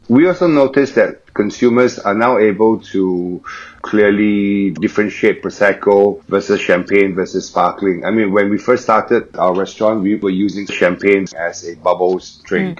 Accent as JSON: {"language": "English", "country": "Singapore", "moved": "as an adult", "lives_now": "Shanghai, China", "said": "I'm from Singapore."}